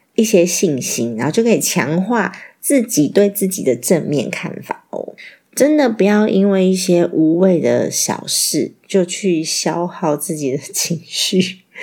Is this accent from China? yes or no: no; Taiwan; 我们台湾人都很客气